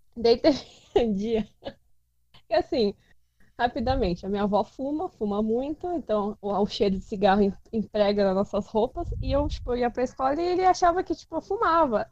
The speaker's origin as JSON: {"language": "Portuguese", "region": "São Paulo", "country": "Brazil", "also_born_or_lived": "Rio Claro", "said": "eu sou de São Paulo"}